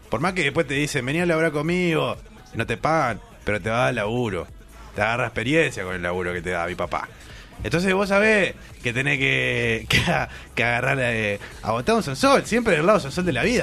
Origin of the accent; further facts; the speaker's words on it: Montevideo, Uruguay; el barrio ah, Palermo.